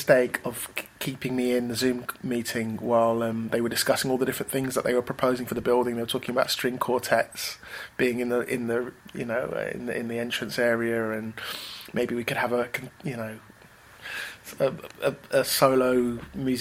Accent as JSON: {"language": "English", "town": "Manchester", "region": "North West England", "country": "United Kingdom", "tie": "born or raised there", "said": "In our little house in Manchester, which is where I spent most of my childhood."}